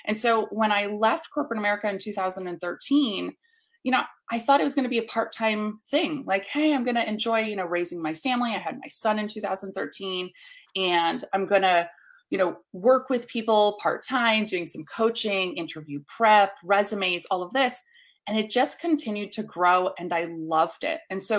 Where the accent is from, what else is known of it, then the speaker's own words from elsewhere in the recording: New York City, New York, United States; now in Atlanta, United States; So I started in New York City. So I was originally from the North. I've since moved down south in 2010 to the Atlanta market.